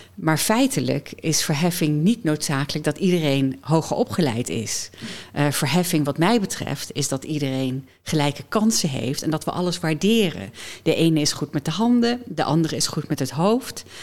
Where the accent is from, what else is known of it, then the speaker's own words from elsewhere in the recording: Doesburg, Gelderland, Netherlands; also born or lived in Amsterdam / United States; now in Nijmegen, Netherlands; Ik ben geboren in Doesburg